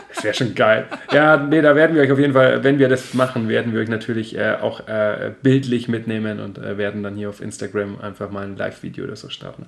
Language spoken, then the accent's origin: German; Nördlingen, Bavaria, Germany; moved away; ich komme ja aus Nordland. Nördlingen ursprünglich